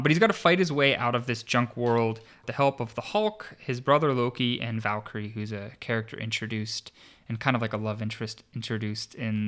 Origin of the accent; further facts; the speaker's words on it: Pittsburgh, Pennsylvania, United States; which is celebrated in my hometown of Pittsburgh. Shout out to all of my listeners in Pittsburgh